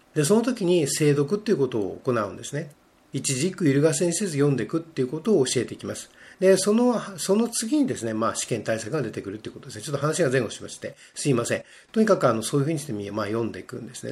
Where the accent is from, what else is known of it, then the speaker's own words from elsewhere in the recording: Japan; first language Japanese; 我々は日本語で育っているので